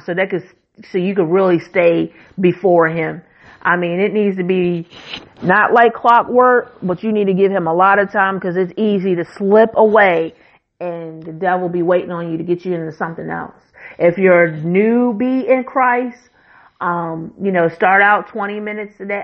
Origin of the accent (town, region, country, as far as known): United States